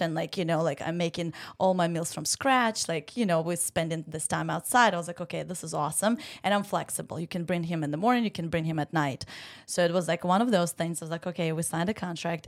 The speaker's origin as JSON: {"language": "English", "country": "Ukraine", "tie": "born or raised there", "second_language": "English", "moved": "as an adult", "lives_now": "Savannah, United States", "said": "I am from Ukraine, born and raised, and, uh, came here to play tennis for college"}